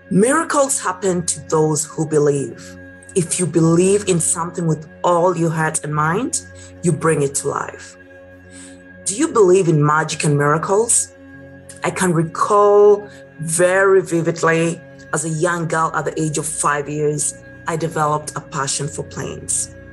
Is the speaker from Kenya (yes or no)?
yes; Kenya; Growing up in Kenya, East Africa, with the mother was a teacher and the dad was a sales and marketing agent, I had to have good grades in school.